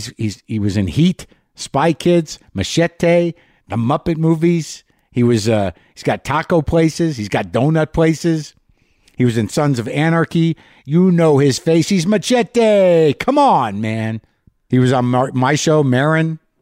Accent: Albuquerque, New Mexico, United States; I'm broadcasting from Los Poblanos. Los Poblanos is in New Mexico, Albuquerque, the historic inn and organic farm just down the street from where I grew up.

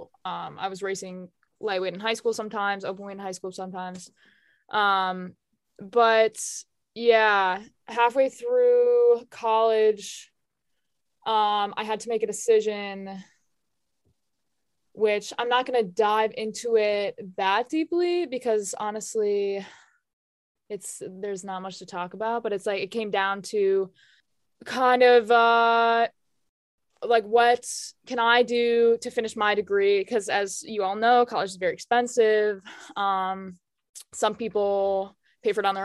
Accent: outside of Chicago, Illinois, United States; now in Vermont, United States; I grew up outside of Chicago.

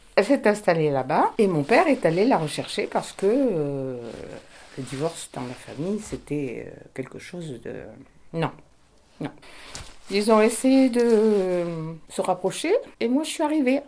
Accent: Nice, Provence-Alpes-Côte d'Azur, France; Je vais avoir 79 ans, je suis née à Nice.

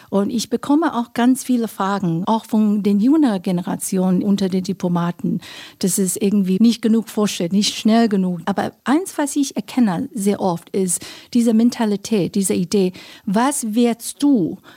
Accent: United States; ich bin in der USA aufgewachsen

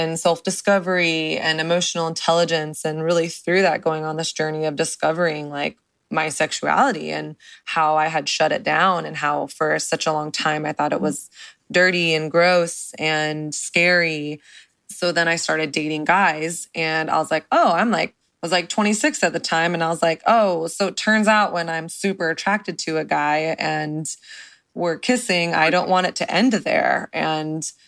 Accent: the South, United States; I grew up in the South

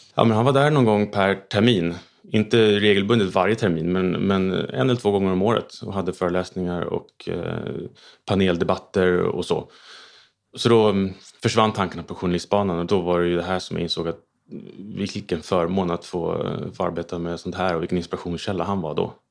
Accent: Stockholm, Stockholm County, Sweden; Jag är uppväxt eh, i Stockholm

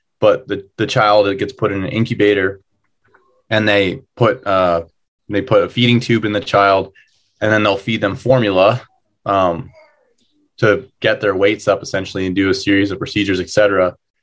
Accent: New Jersey, United States; where I grew up in New Jersey

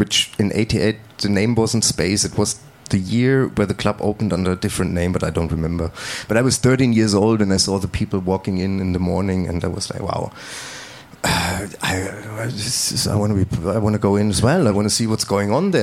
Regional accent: Heringen, Hesse, Germany; English is a second language; I'm coming from a small village called Heringen. It's 180 kilometers north of Frankfurt

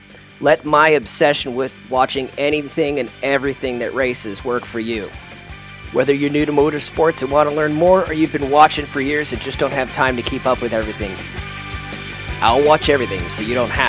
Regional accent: United States; being an American growing up in a pre-internet, pre-speed vision era

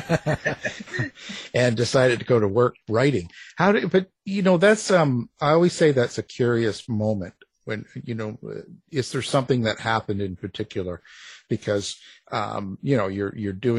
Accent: Canada; I'm Canadian

